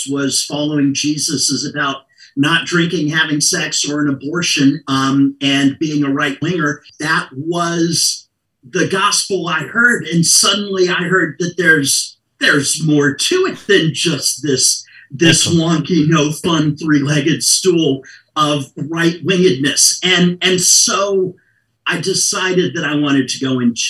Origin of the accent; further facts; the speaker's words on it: Atlanta, Georgia, United States; moved away as an adult; now in Jupiter, United States; I grew up in Atlanta, Georgia, grew up in a nominally Christian home